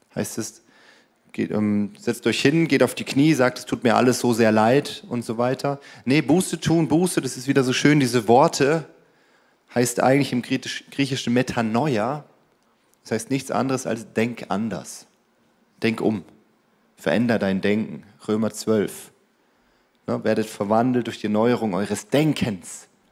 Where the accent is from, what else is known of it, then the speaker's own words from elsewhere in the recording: Germany; wir Deutschen